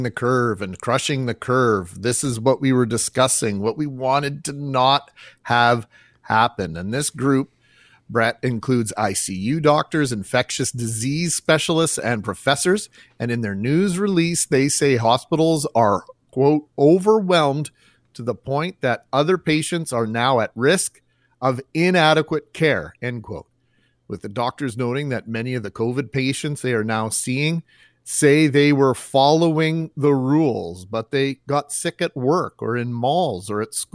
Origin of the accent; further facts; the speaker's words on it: Winnipeg, Manitoba, Canada; I came back three times because ultimately I believe in where I'm from and in home and in the city and in this province